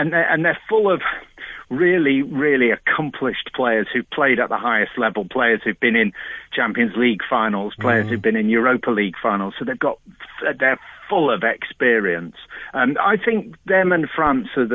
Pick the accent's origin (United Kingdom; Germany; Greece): United Kingdom; England; We're English